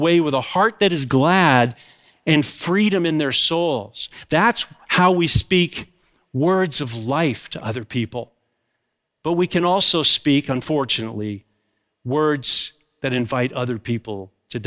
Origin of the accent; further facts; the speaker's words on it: Goderich, Ontario, Canada; my hometown is Goderich